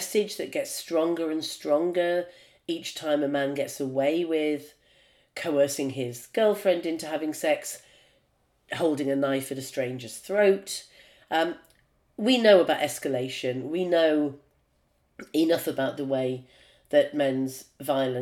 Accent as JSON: {"language": "English", "country": "United Kingdom", "said": "I'm a Brit"}